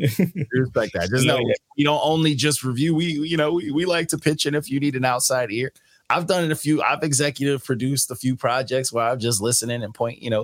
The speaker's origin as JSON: {"language": "English", "town": "Elmont", "region": "New York", "country": "United States", "tie": "born or raised there", "said": "my whole family, like they were, you know, well, for the most part, you know, they grew up in, we grew up in Queens, but I grew up in Elmont, you know, so I'm not going to claim Queens"}